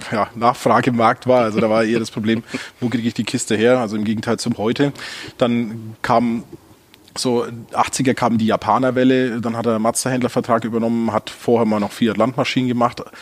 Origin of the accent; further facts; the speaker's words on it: Gunzenhausen, Bavaria, Germany; now in Ulm, Germany; Ich komme aus Gunzenhausen, ich bin Franke, der im Exil lebt